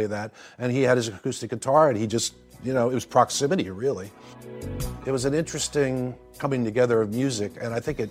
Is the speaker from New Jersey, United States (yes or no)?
no; Philadelphia, Pennsylvania, United States; It's my hometown, you know, it's where I was a kid